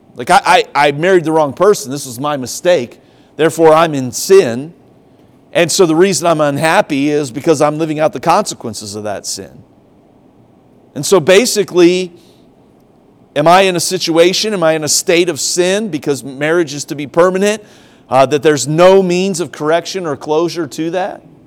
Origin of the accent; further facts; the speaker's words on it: Ohio, United States; also born or lived in Tennessee; now in South Carolina, United States; I grew up in Ohio